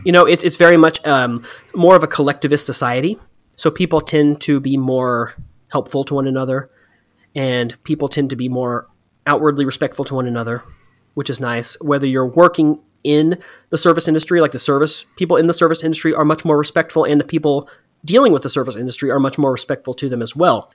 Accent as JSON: {"language": "English", "region": "Texas", "country": "United States", "tie": "born or raised there", "moved": "as an adult", "lives_now": "Thailand", "said": "I grew up in Texas"}